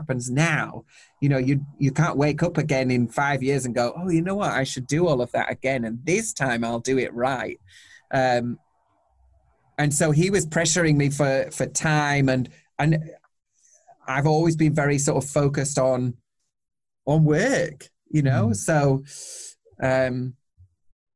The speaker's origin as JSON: {"language": "English", "region": "Yorkshire and the Humber", "country": "United Kingdom", "said": "I'm from Yorkshire."}